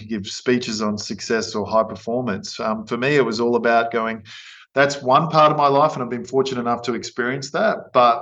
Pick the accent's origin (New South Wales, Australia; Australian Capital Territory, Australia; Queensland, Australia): Queensland, Australia; also born or lived in Innisfail; growing up in Queensland, it's obviously a beautiful place to grow up